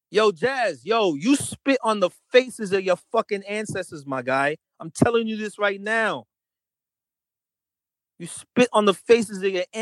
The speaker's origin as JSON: {"language": "English", "country": "Jamaica", "moved": "yes", "lives_now": "New York, United States", "said": "I'm fucking Jamaican"}